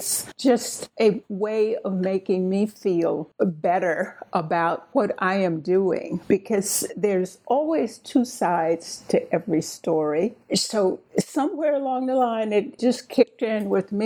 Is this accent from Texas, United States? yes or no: no; Leroy, Alabama, United States; I was born in the Deep South